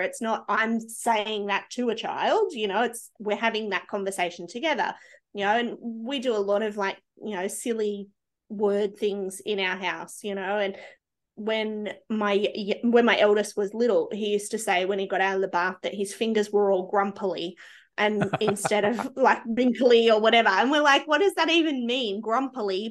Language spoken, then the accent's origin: English; Australia; being Australian